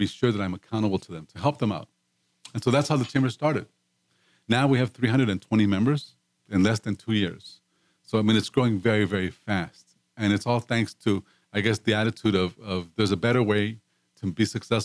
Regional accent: Mexico; moved away as an adult; now in Houston, United States; I came from Mexico, and part of the reason why I wanted to live in the States

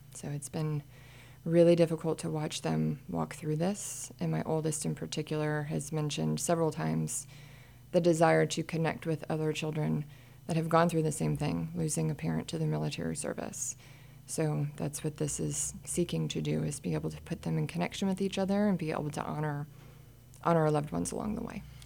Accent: Midwest, United States; also born or lived in Kansas / Pennsylvania; now in Montgomery County, Texas, United States; I was from Midwest

